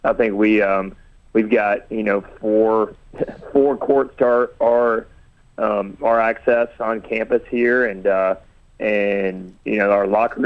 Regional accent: Huntsville, Alabama, United States; I grew up in Huntsville, Alabama

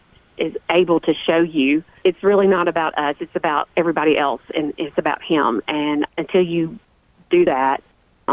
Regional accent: Walter Hill community, Murfreesboro area, Tennessee, United States; Oakland High School, which is also where I went to school. I was born and raised here as well.

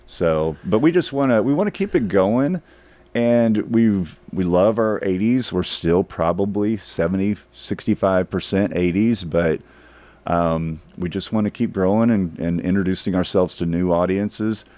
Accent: Dallas, Texas, United States; I grew up in North Dallas, a suburb of Dallas

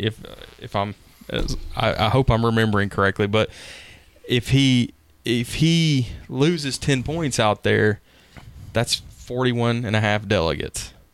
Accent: Nashville, Tennessee, United States; I grew up in Woodbine in Nashville

